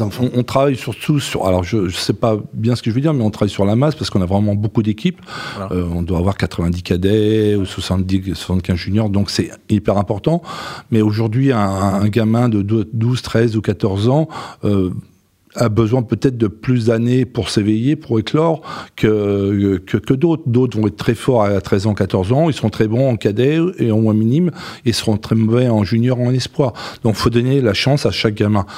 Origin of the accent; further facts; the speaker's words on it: Breton, Brittany, France; en tant que Breton